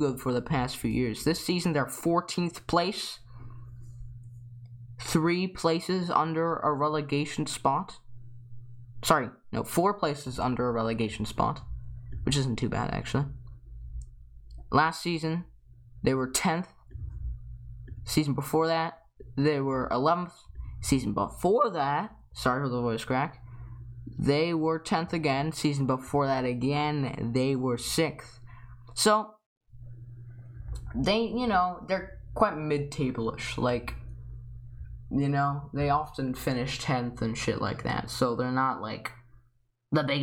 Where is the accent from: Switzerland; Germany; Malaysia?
Germany; I come from Germany